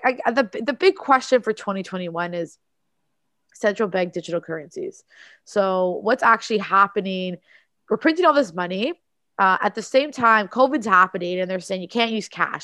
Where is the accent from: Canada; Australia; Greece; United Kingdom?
Canada; Toronto, Ontario; I'm from Toronto in Canada